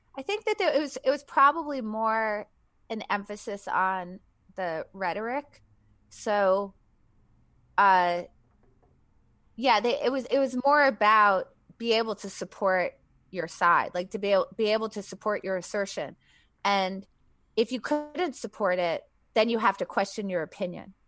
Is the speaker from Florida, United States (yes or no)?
no; New Hampshire, United States; New Hampshire, like deep New England.